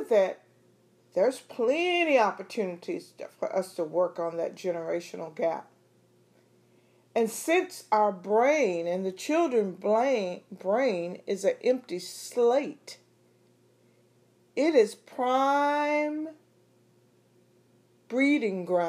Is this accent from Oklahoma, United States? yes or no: no; East Texas, United States; I grew up in East Texas, small town